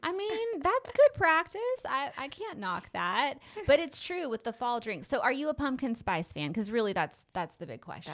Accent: West Coast, United States; now in East Texas, United States; growing up on the West Coast where we really didn't have seasons

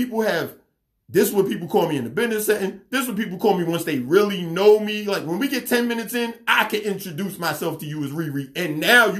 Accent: New York City, New York, United States; now in Gwinnett County, Georgia, United States; I'm from Queens.

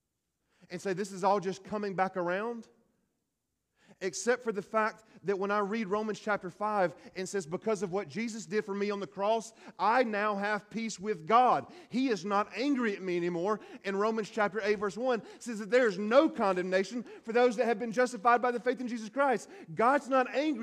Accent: Hueytown, Alabama, United States; I'm from Hueytown

